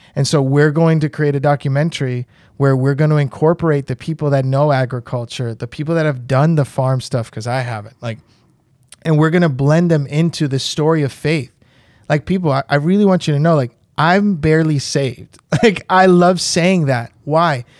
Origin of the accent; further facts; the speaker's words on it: New York, United States; moved away as an adult; now in Puerto Rico; I grew up in New York